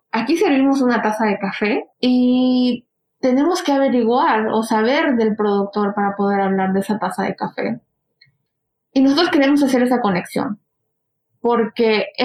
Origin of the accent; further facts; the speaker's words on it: United States; Spanish is a second language; Yo soy inmigrante de Estados Unidos y yo llegué aquí y desde el principio trabajé en vino